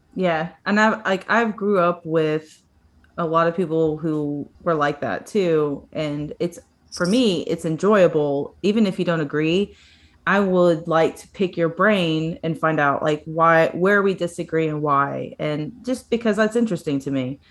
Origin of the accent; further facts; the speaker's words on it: the South, United States; also born or lived in Chicago; I'm from the South